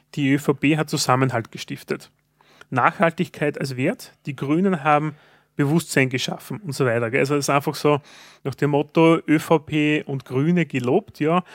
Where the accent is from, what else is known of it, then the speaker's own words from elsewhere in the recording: Austria; Als Österreicher